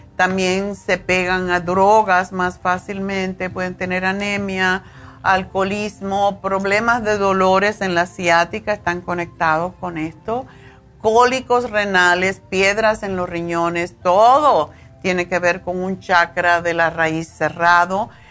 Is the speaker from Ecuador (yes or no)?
no; Cuba; moved away; vine de Cuba, eh, por huir de las injusticias y de la falta de libertad